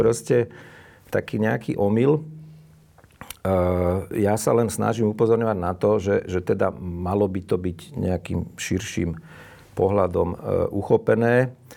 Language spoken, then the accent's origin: Slovak; Slovakia; som vyrastal pri Dunaji